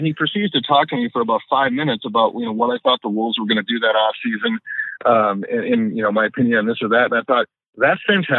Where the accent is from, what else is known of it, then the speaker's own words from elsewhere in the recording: Minnesota, United States; But growing up in Minnesota